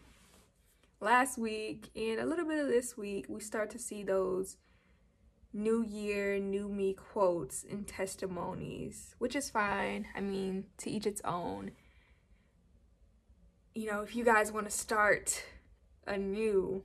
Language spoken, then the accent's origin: English; Georgia, United States; I am from Georgia